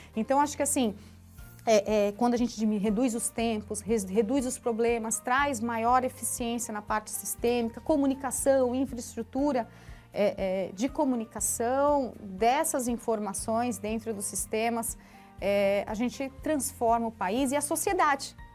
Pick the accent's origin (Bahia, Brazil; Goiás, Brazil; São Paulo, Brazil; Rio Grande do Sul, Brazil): São Paulo, Brazil; Santos; Portuguese is a second language; also born or lived in Foz do Iguaçu, Brazil / Argentina / Germany / Paraguay; a, gente foi para Santos, né? Minha mãe foi para Santos comigo, eu já tinha cerca de 5, 6 anos mais ou menos. E, e, aí eu tinha uma dificuldade muito grande com, com o idioma